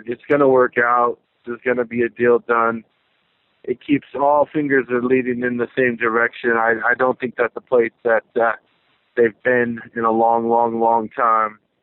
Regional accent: the Northwest, Pacific Northwest, United States; also born or lived in San Francisco Bay Area, California; I'm from the Northwest, originally born in the Bay

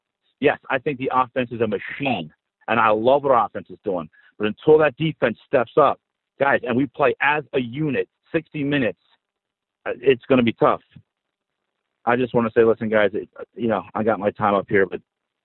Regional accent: Philadelphia, Pennsylvania, United States; moved away; I'm originally from Philly.

